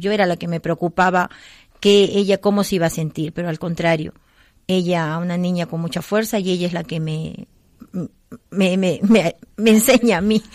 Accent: Peru; moved away; soy de Perú

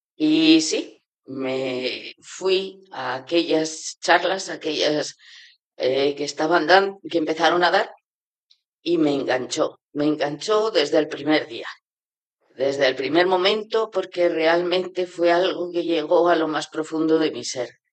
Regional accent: Navarre, Spain; moved away as an adult; also born or lived in China; soy de Navarra

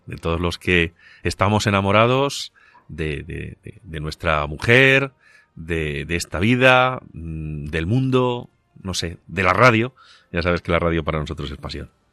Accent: Agudo, Castilla-La Mancha, Spain; en mi pueblo en Agudo

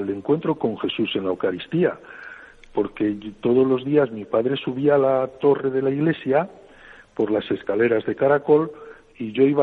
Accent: Frandovínez, Castile and León, Spain; now in Pamplona, Spain; mi pueblo, pueblecito cerquita de Burgos que se llama Frandovínez

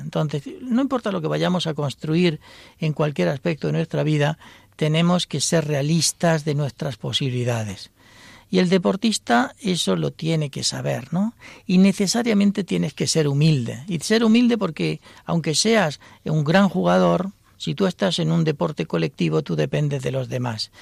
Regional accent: Almería, Andalusia, Spain; moved away; also born or lived in Buenos Aires, Argentina; yo soy de Almería, pero he vivido en Buenos Aires

